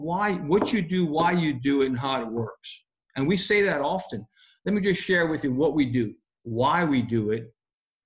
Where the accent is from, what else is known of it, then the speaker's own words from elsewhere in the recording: Ville Platte, Louisiana, United States; The little town we're from, of course, we're from Ville Platte